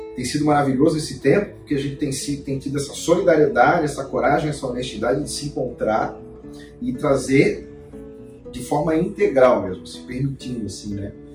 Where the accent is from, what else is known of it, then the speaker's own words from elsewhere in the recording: Florianópolis, Santa Catarina, Brazil; eu sou manezinho aqui da ilha